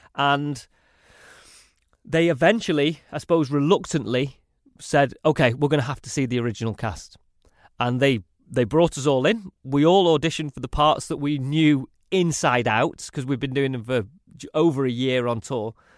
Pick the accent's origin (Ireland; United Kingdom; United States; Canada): United Kingdom; Salford, North West England; accent: northern; also born or lived in Manchester; my upbringing was very kind of traditional Mancunian, really.